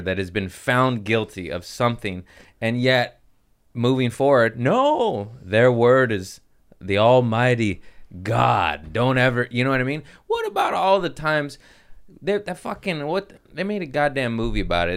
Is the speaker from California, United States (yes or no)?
yes; Torrance, California, United States; also born or lived in Harbor City; I grew up in Torrance. I was born in Harbor City.